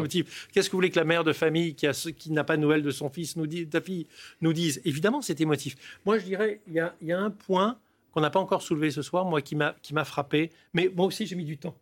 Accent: Nice, Provence-Alpes-Côte d'Azur, France; j'étais à Nice, je suis niçois

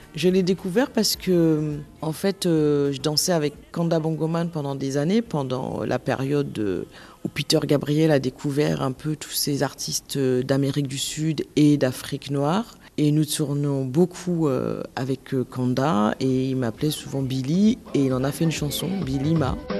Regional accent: Guadeloupe; je suis originaire de la Guadeloupe

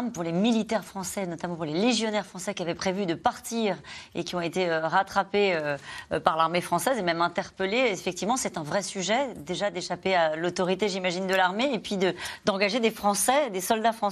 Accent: Ukraine; now in France; Moi, en tant qu'Ukrainienne, c'est important pour moi de soutenir euh, mon peuple.

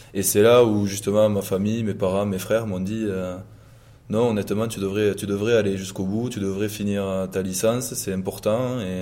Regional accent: Condom, Occitania, France; moved away as an adult; also born or lived in Toulouse / Auch; now in La Rochelle, France; j'ai grandi dans le Gers

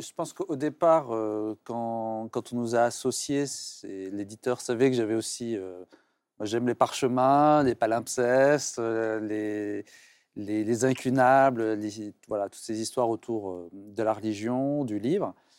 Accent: Tunisia; j'ai grandi en Tunisie dans une culture musulmane

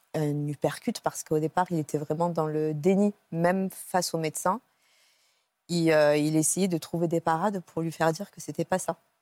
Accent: Cannes, Provence-Alpes-Côte d'Azur, France; je suis originaire de Cannes, je faisais mes études à Aix.

